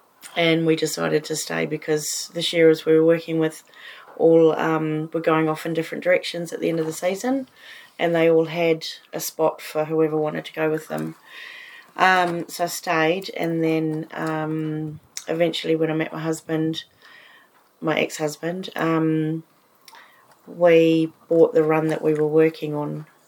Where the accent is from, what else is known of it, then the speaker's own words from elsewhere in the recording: New Zealand; moved away as an adult; now in Australia; I grew up on a little farm in New Zealand, and my dad was a shearing contractor.